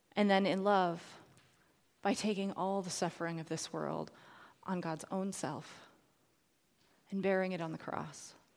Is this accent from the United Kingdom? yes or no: no; Edmonton, Alberta, Canada; the Mennonite church had started the recycling program in Edmonton, so that's my hometown